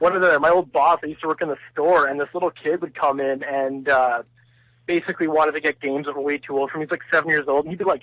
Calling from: British Columbia, Canada; from British Columbia.

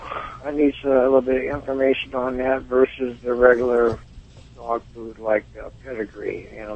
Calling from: Fontana, California, United States; I'm calling from Fontana, California.

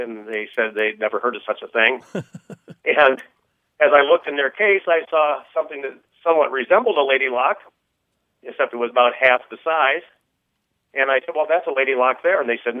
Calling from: Council Bluffs, Iowa, United States; moved away; also born or lived in Cleveland, Ohio; I'm calling from Council Bluffs, Iowa.

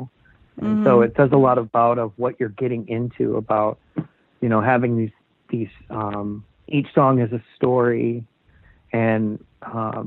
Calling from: Seattle, Washington, United States; I'm calling from Seattle, Washington

